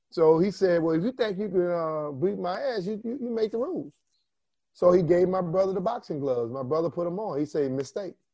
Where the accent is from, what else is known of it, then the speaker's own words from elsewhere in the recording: Louisiana, United States; And look, I, I came from Louisiana, Steve, trying to wear some sleeves, you know